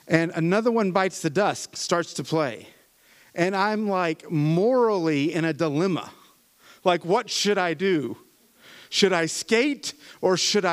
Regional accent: Appalachia, United States; I'm an Appalachian American, right? Which is another word for hillbilly. And the music of my homeland is bluegrass

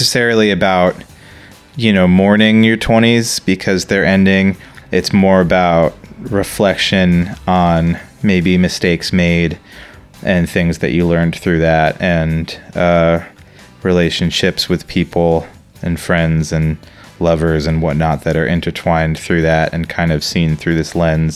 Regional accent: New Jersey, United States; I want to get out of my home state. I can't believe I'm still in New Jersey

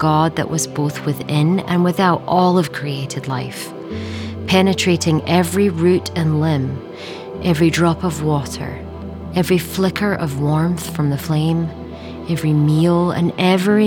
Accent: Scotland, United Kingdom; also born or lived in England; as an English-born, Scottish-raised woman

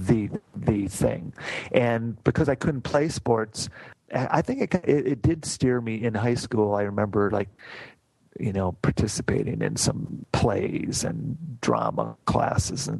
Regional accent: Grand Rapids, Michigan, United States; also born or lived in Kaleva, Michigan; I was born and raised in Grand Rapids, Michigan

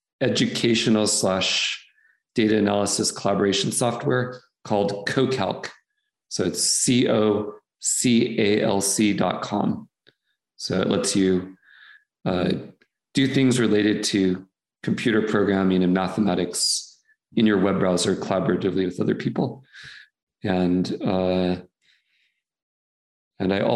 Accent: North Texas, United States; numerous ones in North Texas where I lived. So I grew up in that, you know, environment.

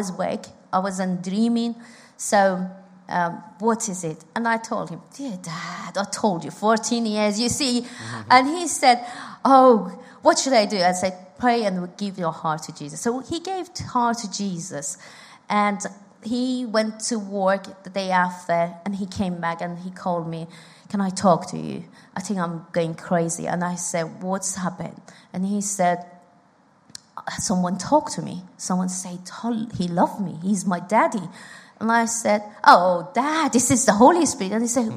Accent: Iran; moved away; I'm from Iran

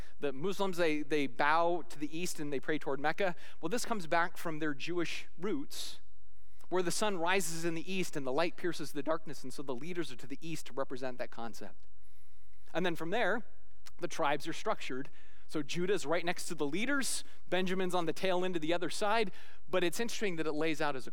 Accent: Scotland, United Kingdom; as a Scotsman

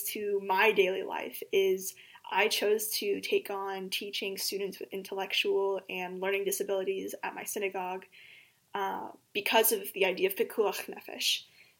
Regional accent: Springfield, Missouri, United States; I was raised here in Springfield, Missouri, and I attended Temple Israel for the entirety of my childhood

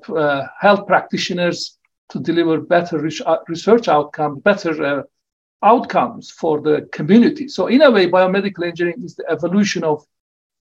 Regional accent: Turkey; moved away as an adult; also born or lived in Oxford, United Kingdom; now in Wollongong, Australia; I returned to my home country of Turkey in 1994, and I worked there for 7.5 years

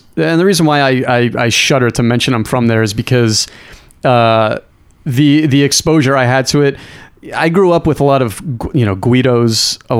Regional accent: New York City, New York, United States; I grew up on Staten Island, but I like to say I'm from Brooklyn to make me sound a little bit more street cred.

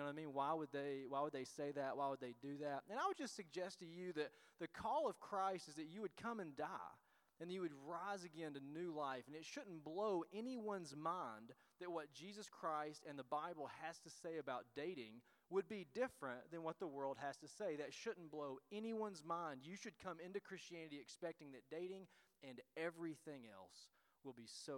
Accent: Tennessee, United States; now in Illinois, United States; we are from Tennessee, and so that's where our accents come from, or maybe mine

